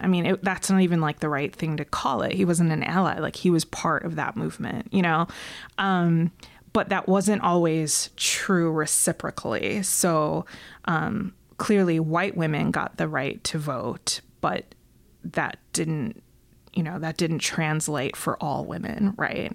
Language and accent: English; Rochester, New York, United States; I'm from Rochester, New York